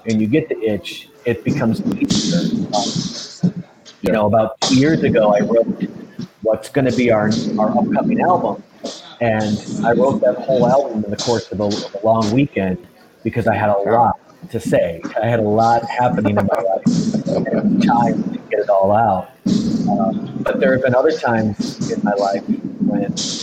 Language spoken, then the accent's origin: English; Wisconsin, United States; moved away; also born or lived in Milwaukee; I'm originally from Wisconsin